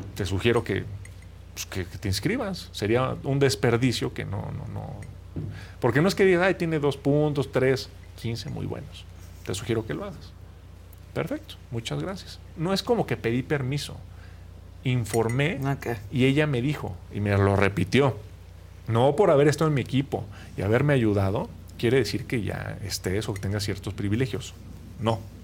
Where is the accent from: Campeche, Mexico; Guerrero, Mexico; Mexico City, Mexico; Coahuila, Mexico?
Mexico City, Mexico; soy de aquí, de la Ciudad de México.